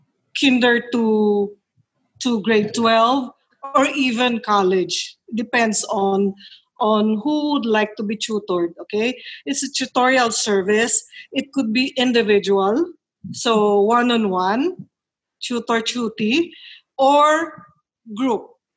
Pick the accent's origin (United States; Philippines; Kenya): Philippines; Manila, Metro Manila; now in La Union, Philippines; See, I came from Manila. So I know people from Manila who would be good speakers for certain topics.